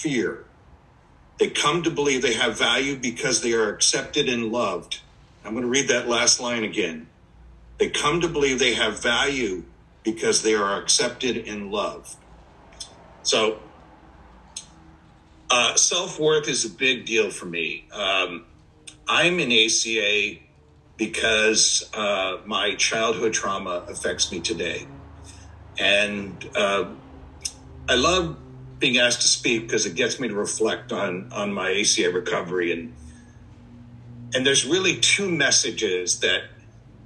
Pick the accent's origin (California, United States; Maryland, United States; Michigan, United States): California, United States; Orange County; I'm actually not from San Diego. I'm actually from Orange County, California